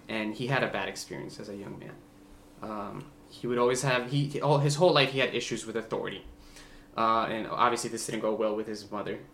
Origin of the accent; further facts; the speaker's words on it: Bogota, Bogotá Capital District, Colombia; first language Spanish; English is a second language; now in United States; I was born in Bogota, Colombia. Um, you know, just a big Latin family